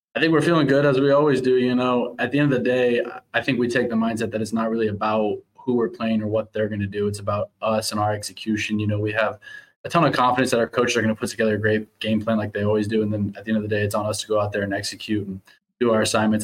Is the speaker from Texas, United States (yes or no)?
no; Overland Park, Kansas, United States; moved away as an adult; now in Winnipeg, Canada; growing up in Kansas City